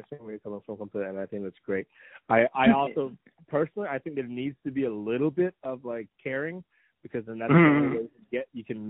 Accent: Washington, United States; I'm from Washington.

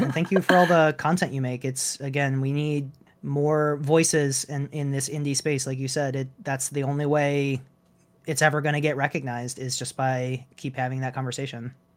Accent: Michigan, United States; I grew up in Michigan

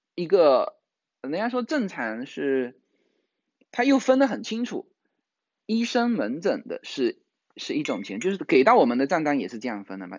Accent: Fujian, China; now in California, United States; 我们福建人

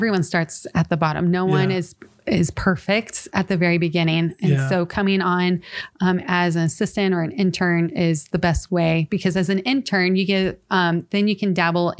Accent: California, United States; Really? Yeah. So it's a California, Southern California. Let me clarify. Southern California.

